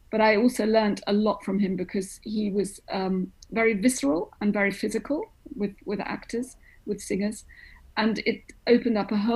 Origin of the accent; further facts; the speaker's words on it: London, United Kingdom; born there; the only reason I was born in London was because my mother came over from Greece to, for me to be born here